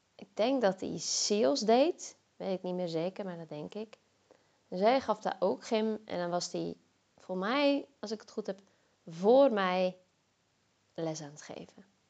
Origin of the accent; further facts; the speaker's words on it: Zeeland, Netherlands; moved away as an adult; also born or lived in Zwolle; ik kom zelf uit Zeeland